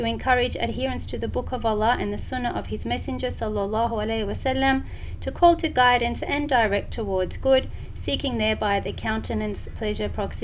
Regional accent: Melbourne, Victoria, Australia; also born or lived in Syria / Jordan / Yemen / Saudi Arabia; I'm from Melbourne, Australia

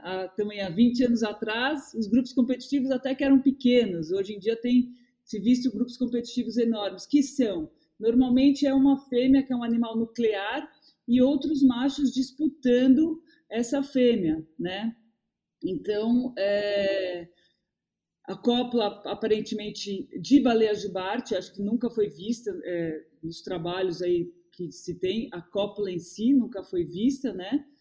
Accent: São Paulo, Brazil; also born or lived in Bahia; now in Ilhabela, Brazil; Eu sou paulistana

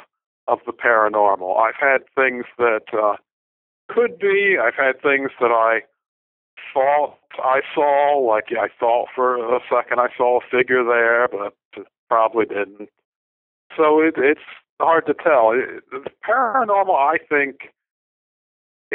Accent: Baltimore, Maryland, United States; I grew up in Baltimore.

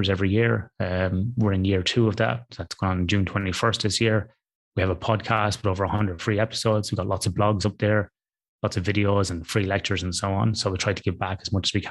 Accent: Athlone, Leinster, Ireland; moved away as an adult; now in Western Australia, Australia; I grew up in a town in the middle of Ireland, Ross, that you would know, called Athlone on the River Shannon.

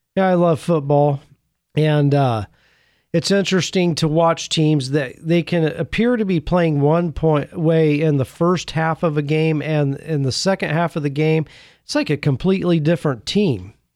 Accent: Indiana, United States; Growing up in Indiana, I had my fair share of walking through cornfields

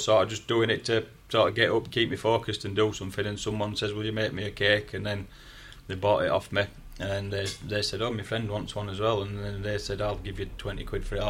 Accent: Yorkshire and the Humber, United Kingdom; accent: broad Yorkshire; my broad Yorkshire accent

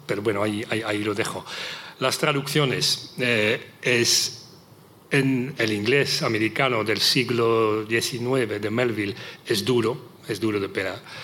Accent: Netherlands; Spanish is a second language; moved away; en los Países Bajos, mi país natal, no en español evidentemente, sino en neerlandés

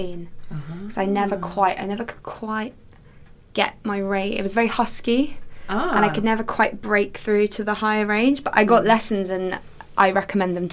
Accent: England, United Kingdom; I'm English

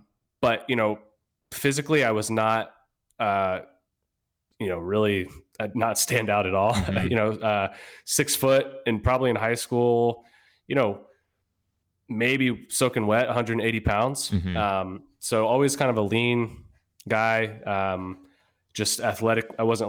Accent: Virginia, United States; I'm originally from Northern Virginia, just outside of DC.

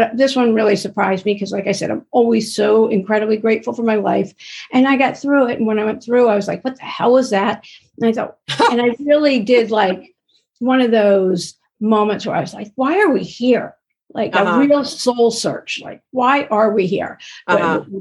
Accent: East Coast, United States; now in Los Angeles, United States; I'm originally from the East Coast, but I live

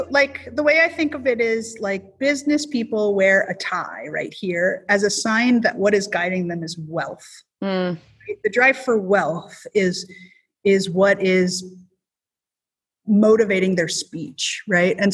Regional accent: South Dakota, United States; Maybe it's because I'm from South Dakota.

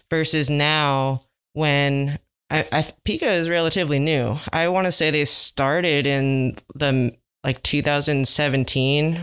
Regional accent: Los Angeles, California, United States; I grew up in L A as well

